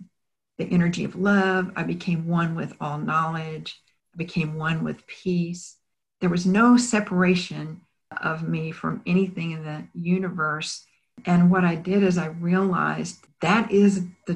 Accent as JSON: {"language": "English", "town": "Bryan", "region": "Texas", "country": "United States", "tie": "born or raised there", "lives_now": "Houston, United States", "said": "I had remained in my hometown of Bryan"}